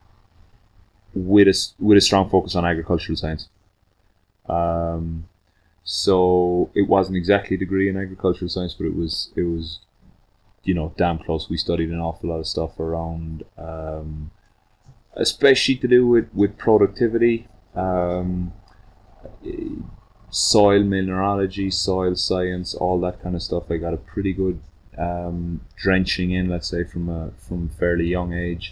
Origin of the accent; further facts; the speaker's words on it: Ireland; moved away as an adult; now in Tzununa, Guatemala; I grew up in the countryside in Ireland.